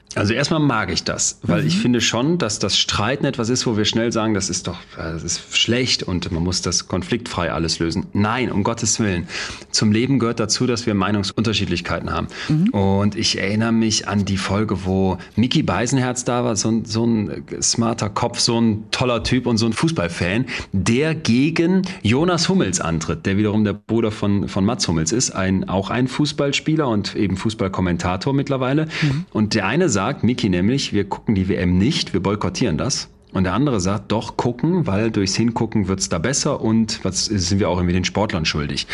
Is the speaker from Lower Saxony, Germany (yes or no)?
no; Solingen, North Rhine-Westphalia, Germany; now in Münster, Germany; damals in Solingen, wo ich herkomme, dann in Münster so Studiepartys